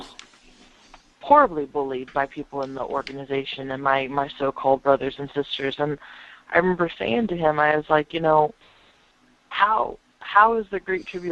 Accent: United States; I'm American here in the States

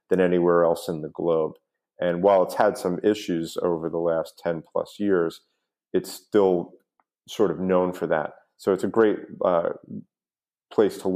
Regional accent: New York, United States; now in South Florida, United States; growing up in New York

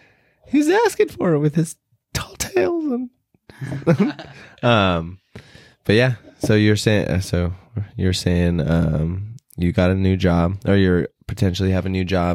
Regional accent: San Jose, California, United States; I was born in San Jose.

